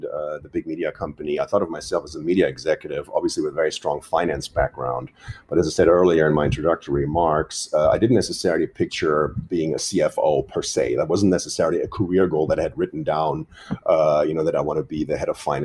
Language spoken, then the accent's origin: English; Germany; also born or lived in Boston; now in New York, United States; we're both from Europe. My wife is from France. I'm from Germany